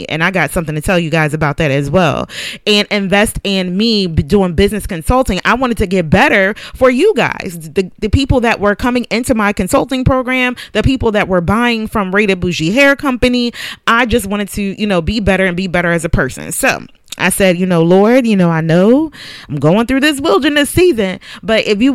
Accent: Philadelphia, Pennsylvania, United States; moved away; I was born and raised in Philadelphia, so I knew Philadelphia.

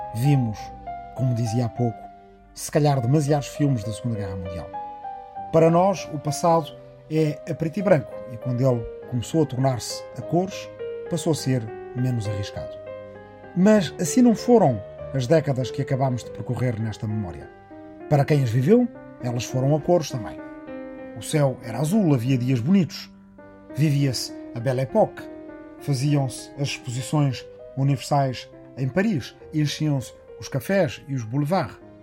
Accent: Arrifana, Ribatejo, Portugal; a minha aldeia de Arrifana, no Ribatejo

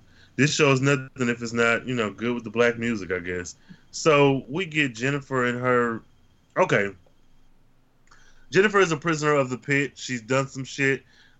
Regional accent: Flint, Michigan, United States; as somebody who's born and raised in Flint

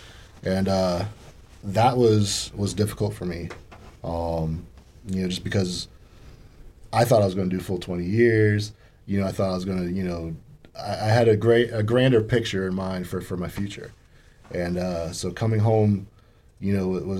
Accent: Orlando, Florida, United States; now in Marion County, United States; I grew up in Orlando

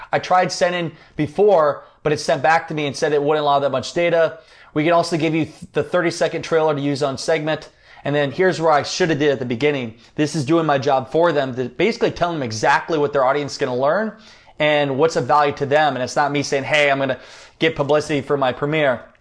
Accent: Iowa, United States; hey, I'm from Iowa, kind of Midwestern connection there.

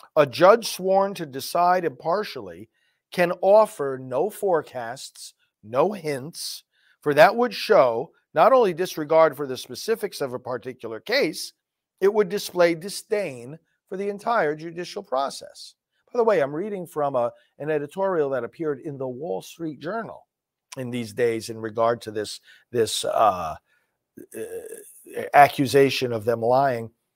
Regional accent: New York, United States; moved away; New York, my original, uh, place of residence, my home state

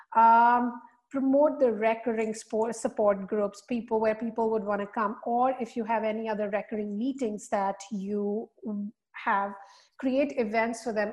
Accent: India; moved away as an adult; also born or lived in Singapore; now in United States; I am born and raised in India.

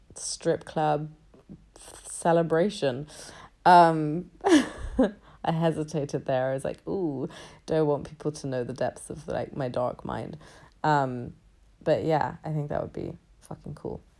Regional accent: London, United Kingdom; I was born in London and I was, I've been raised in London my entire life.

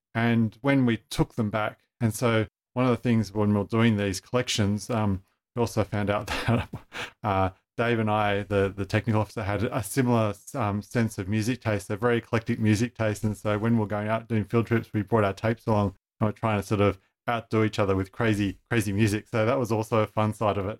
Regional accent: Sydney, New South Wales, Australia; I grew up in Sydney, went to, you know, school in northwest Sydney

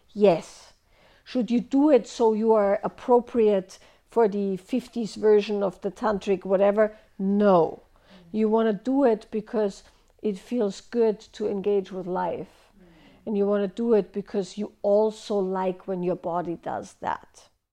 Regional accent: Austria; moved away; I grew up in Austria

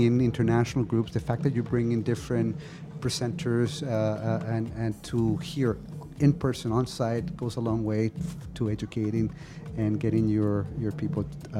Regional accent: Canada; first language Spanish; English is a second language; also born or lived in Chile; And so I was brought up in Canada.

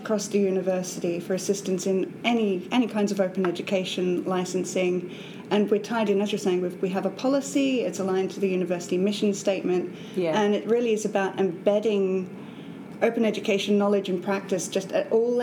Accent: Australia; accent: Australian; moved away as an adult; now in Edinburgh, United Kingdom; I'm from Australia.

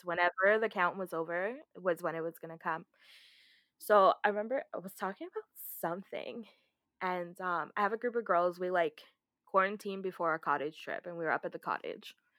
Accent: Canada; we're Canadian

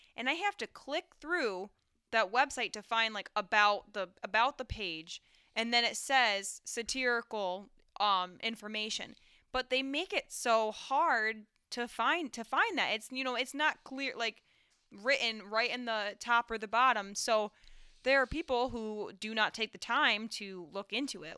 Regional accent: Owego, New York, United States; where I grew up in Owego and the surrounding towns

